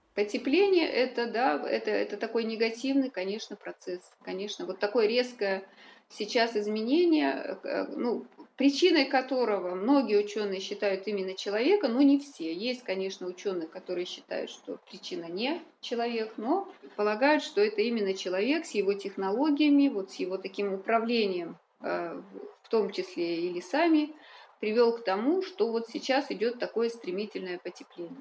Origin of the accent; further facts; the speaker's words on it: Republic of Karelia, Russia; moved away as an adult; also born or lived in Kola Peninsula; Я сама родом из Карелии, у нас там э, из Северной Карелии